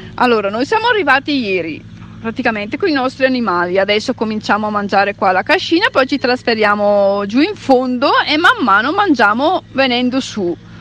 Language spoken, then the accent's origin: Italian; Collio, Lombardy, Italy; siamo di Coglio